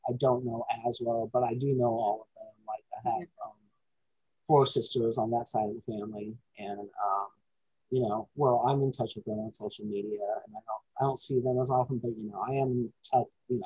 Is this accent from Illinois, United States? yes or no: no; Alaska, United States; I was born in Alaska